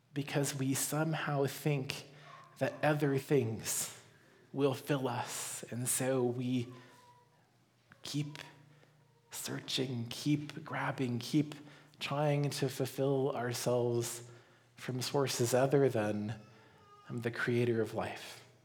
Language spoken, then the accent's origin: English; Colorado, United States; growing up in Colorado